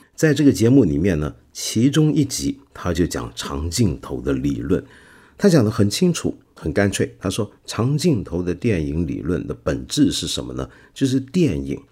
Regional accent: China; 我们中国人

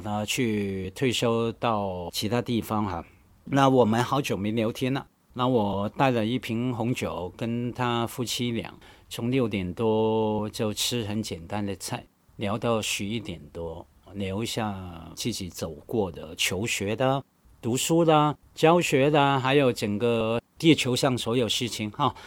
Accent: Hong Kong; accent: Hong Kong-accented Mandarin (港普); Chinese is a second language; 我们在香港从小受教育，在我那个年代，很好玩的，你应该也知道哈，我们学校教育考试都可以用粤语来读唐诗、背唐诗等等，所以很习惯用粤语来读规范的汉语

